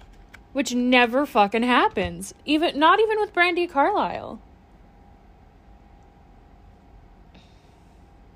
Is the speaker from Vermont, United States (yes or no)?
yes; Vermont, United States; What's Vermont? I'm from Vermont.